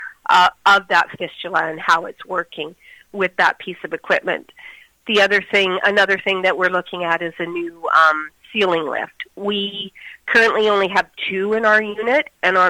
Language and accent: English; Moose Jaw, Saskatchewan, Canada; I was born and raised in Moose Jaw